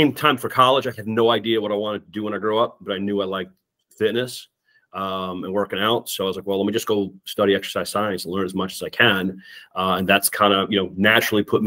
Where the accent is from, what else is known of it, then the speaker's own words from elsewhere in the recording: Long Island, New York, United States; moved away as an adult; also born or lived in Connecticut / Northern Virginia; now in Minnesota, United States; I'm actually from Long Island, New York